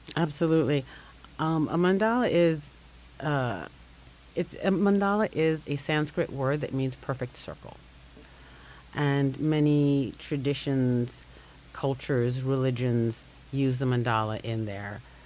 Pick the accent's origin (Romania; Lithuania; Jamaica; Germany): Jamaica; now in Brooklyn, United States; I'm Jamaican born, Brooklyn based